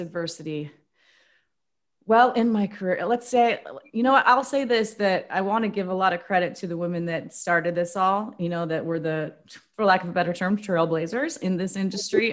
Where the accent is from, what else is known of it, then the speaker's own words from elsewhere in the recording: Spokane, Washington, United States; also born or lived in Indiana; now in Portland, United States; I'm from Spokane